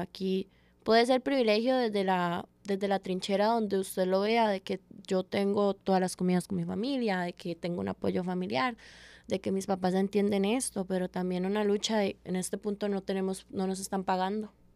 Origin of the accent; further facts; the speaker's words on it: San José, Costa Rica; also born or lived in Caguas, Puerto Rico; Soy de la Carbonera, nací en la Carbonera de Paso Ancho, que es como el parte más caliente de barrios del sur.